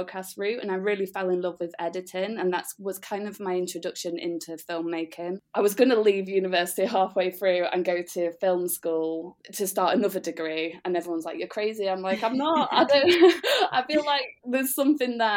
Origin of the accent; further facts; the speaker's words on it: Doncaster, Yorkshire and the Humber, United Kingdom; moved away as an adult; also born or lived in London; I'm from Doncaster